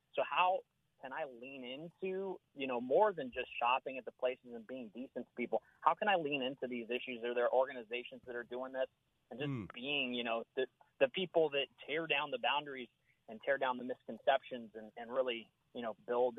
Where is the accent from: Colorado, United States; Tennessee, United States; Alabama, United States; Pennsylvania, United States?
Colorado, United States; Denver; now in Durham, United States; when I grew up in Denver, I loved the Hispanic community.